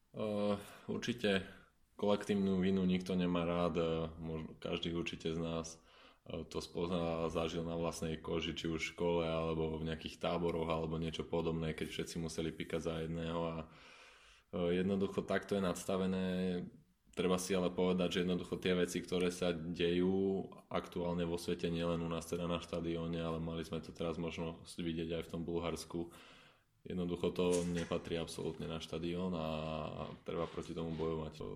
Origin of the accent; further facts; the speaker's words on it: Bratislava, Bratislava Region, Slovakia; ja som chalan z Bratislavy a a niektorých ľudí priamo z toho teda nášho kotlu poznám e, osobne, niektorými som vyrastal